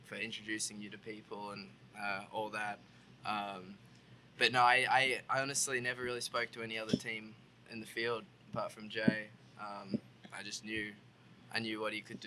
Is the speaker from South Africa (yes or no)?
no; Australia; now in United States; started growing up racing go-karts in Australia